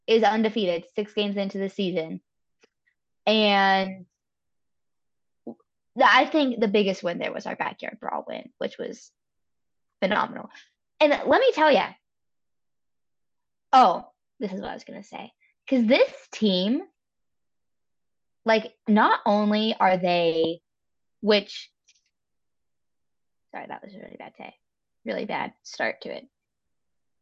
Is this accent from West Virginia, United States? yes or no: yes; Charleston, West Virginia, United States; also born or lived in Elkins, West Virginia; I grew up in Charleston, where there's an ice rink right there.